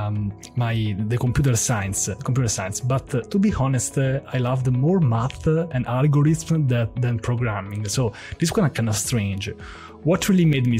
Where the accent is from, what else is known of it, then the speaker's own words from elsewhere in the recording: Rome, Lazio, Italy; I'm from Rome